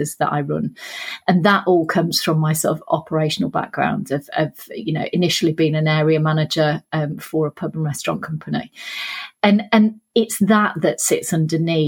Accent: Sheffield, Yorkshire and the Humber, United Kingdom; You can probably tell from the accent I'm from Sheffield.

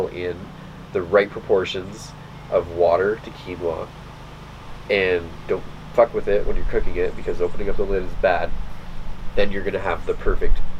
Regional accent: Ontario, Canada; I grew up in Ontario

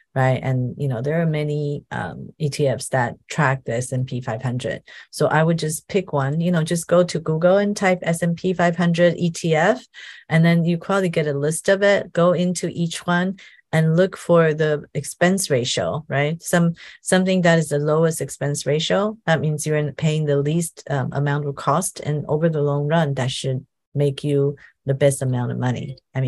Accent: Taiwan; now in United States; The world is definitely changing here where I am in America. It's funny when I, you know, I came from Taiwan and Taiwan is definitely very equal in terms of gender employment

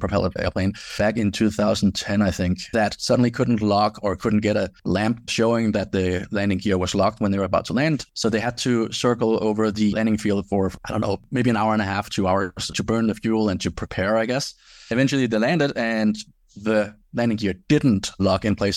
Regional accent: Denmark; moved away as an adult; I grew up in Denmark

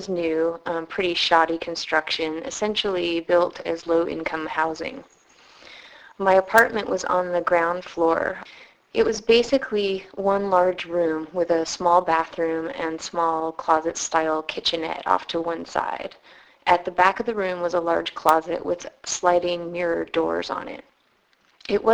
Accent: San Francisco, California, United States; also born or lived in Ithaca, New York; I'm from San Francisco

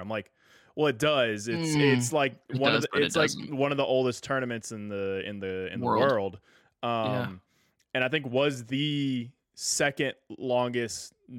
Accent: Tennessee, United States; also born or lived in Oklahoma; I'm technically not a Texan. My family is. I was born in Oklahoma and moved out of there as soon as possible, and have lived in Tennessee my entire life.

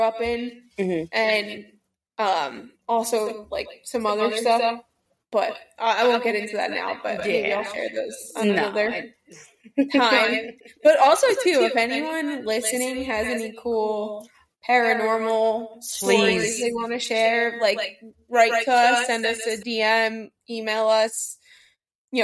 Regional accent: Lacey, New Jersey, United States; my hometown in like Lacey

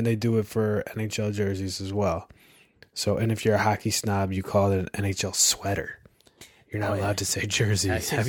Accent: Chicago area, Illinois, United States; also born or lived in Rhode Island; Like I was from Rhode Island. Then we moved out to Chicago

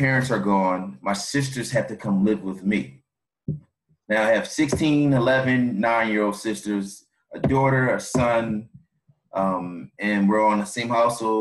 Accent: Philadelphia, Pennsylvania, United States; I'm from Philadelphia, born and raised in South Philadelphia.

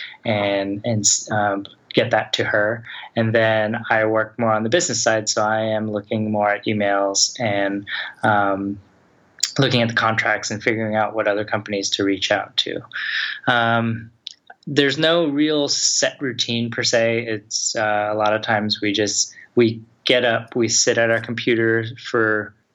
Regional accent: Atlanta, Georgia, United States; moved away as an adult; also born or lived in Los Angeles; I'm originally from Atlanta

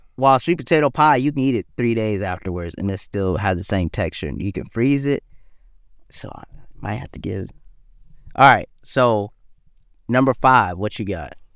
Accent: the South, United States; born or raised there; also born or lived in Detroit, Michigan

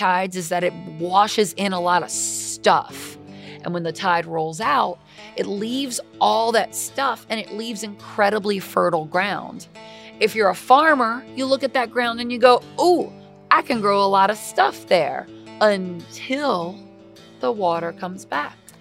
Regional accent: Louisiana, United States; I'm from Louisiana

